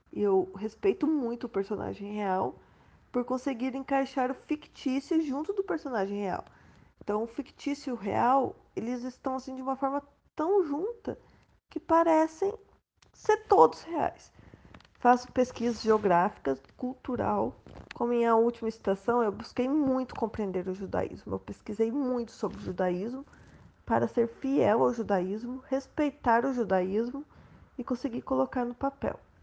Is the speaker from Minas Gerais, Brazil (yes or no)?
yes; Poço Fundo, Minas Gerais, Brazil; now in Curitiba, Brazil; eu sou de Poço Fundo, Minas Gerais mas eu moro em Curitiba, Paraná